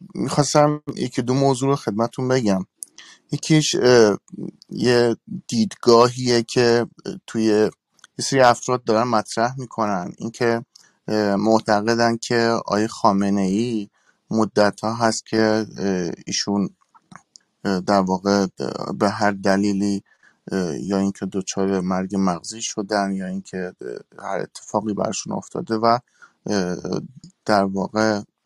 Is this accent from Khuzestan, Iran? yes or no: no; Kurdistan, Iran; moved away; من کردم و سالها هم هست که از ایران خارج شدم